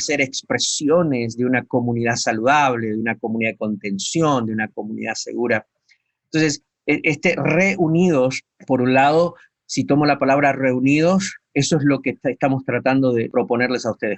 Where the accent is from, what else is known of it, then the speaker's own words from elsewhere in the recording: Argentina; moved away as an adult; después de 30 años de estar fuera del país